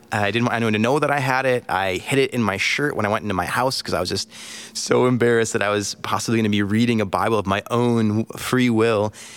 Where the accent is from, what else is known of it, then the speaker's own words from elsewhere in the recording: United States; moved away as an adult; also born or lived in Angola; being an American.